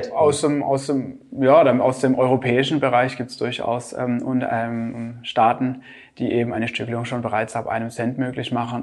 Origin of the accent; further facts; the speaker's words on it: Germany; hier bei uns in Deutschland